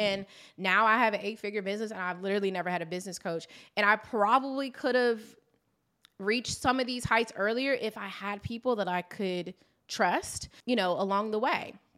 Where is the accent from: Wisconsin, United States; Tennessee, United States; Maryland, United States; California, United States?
Maryland, United States; I am from Maryland